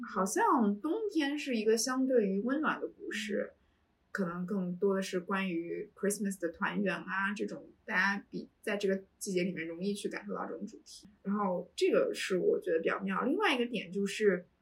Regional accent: Harbin, Heilongjiang, China; moved away as an adult; also born or lived in Syracuse, United States; now in Beijing, China; 我从小在东北长大， 嗯 哈尔滨这个城市，然后冬天的那种肃杀感，在我的童年印象里面非常深刻

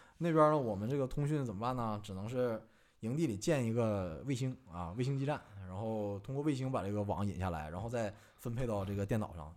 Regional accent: China; also born or lived in Democratic Republic of the Congo; 我们中国人

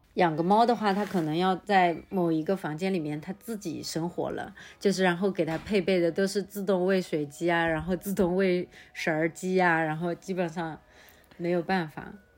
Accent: Changzhou, Jiangsu, China; 我们常州这边

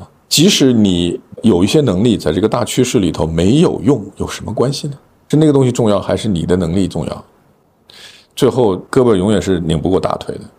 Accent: China; 咱们中国的土生土长的人，即使有国际的经验，最后回到这片土地，都是一样的原因吧？这还是自己的家园吧，对吧？

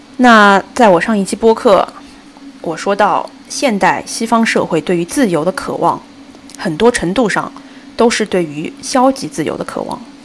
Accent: China; first language Chinese; 我们生活在一个如此庞大丰富的文明作为中国人

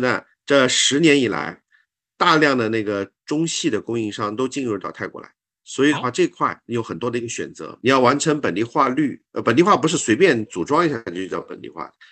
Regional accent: Xishuangbanna, Yunnan, China; moved away as an adult; now in Thailand; 从小在西双版纳长大，其实跟泰国是比较亲近的

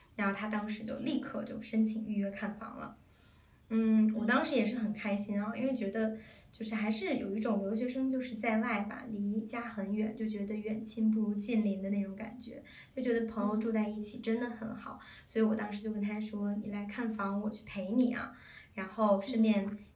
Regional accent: China; moved away; 我们中国人

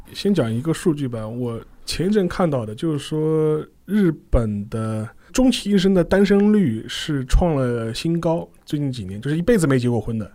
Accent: China; 我们中国人都是还是在往上看嘛

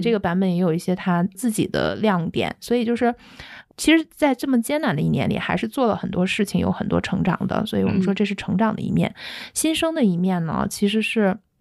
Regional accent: Shanghai, China; 作为上海人都会觉得大开眼界

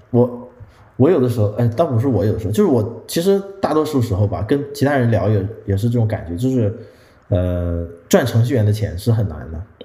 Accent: northern China, China; 我们都是北方人

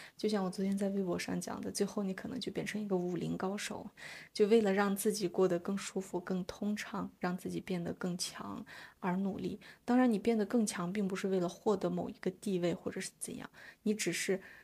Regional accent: China; 我还想要邀请我的萨满姐姐们，呃，到中国去旅行 ，呃，去我的家乡

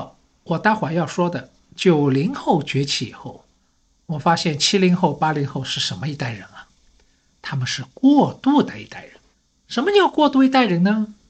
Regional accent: Shanghai, China; 因为呢，我是上海人，所以呢，对城市这一块呢，好像也特别有感觉。

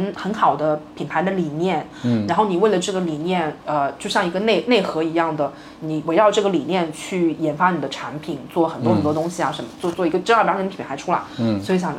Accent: Nantong, Jiangsu, China; 我老家南通嘛

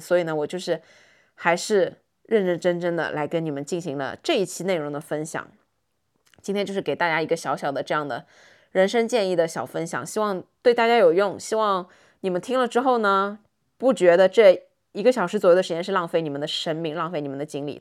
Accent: Shanghai, China; 我们很多上海人在上海学到的这些发音

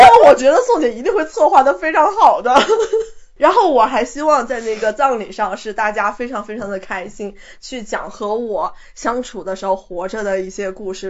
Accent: a small county town in Yunnan, China; 就是在云南的一个小县城里长大的

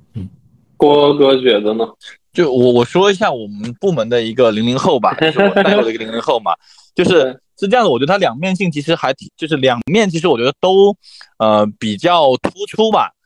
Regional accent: Xiamen, Fujian, China; also born or lived in Beijing; 我既然我是一个福建人，我以后一定， 一定不会在北京、长期生活到比如说三十岁、四十岁这是肯定不可能的。那与其这样子的话，哦，我到三十五岁，我回到了那个我的家乡，我又要从头开始，那我为什么不提早回去呢

